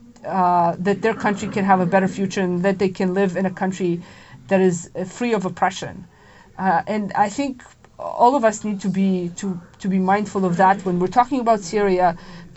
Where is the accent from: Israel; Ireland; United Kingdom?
Israel; moved away as an adult; now in Washington, D.C., United States; I'm from Israel